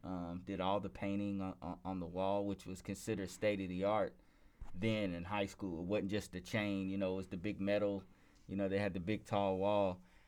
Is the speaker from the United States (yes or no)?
yes; Lexington, Kentucky, United States; Yeah, I'm from Lexington, Kentucky.